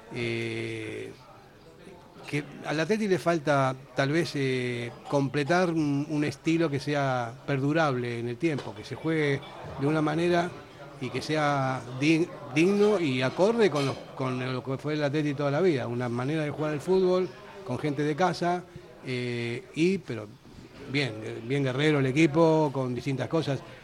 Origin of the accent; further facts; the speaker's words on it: Buenos Aires, Argentina; moved away as an adult; now in Basque Country, Spain; yo no soy vasco, soy argentino